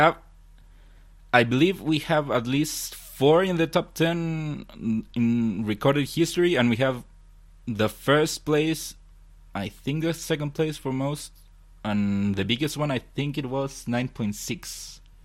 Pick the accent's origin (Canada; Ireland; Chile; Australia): Chile; I'm from Chile